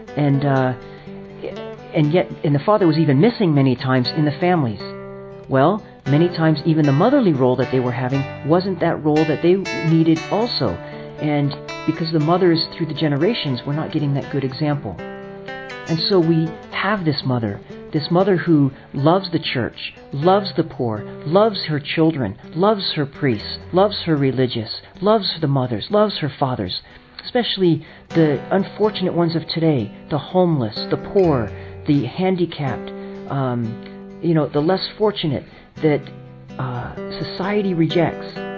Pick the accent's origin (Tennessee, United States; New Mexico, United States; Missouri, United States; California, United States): California, United States; also born or lived in New York; I'm from California, priest with the Franciscan Friars of the Renewal out of New York